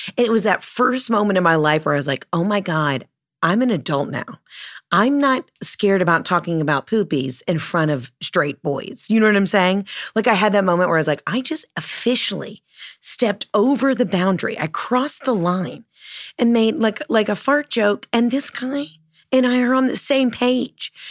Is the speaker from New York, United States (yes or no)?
no; Georgia, United States; I'm from Georgia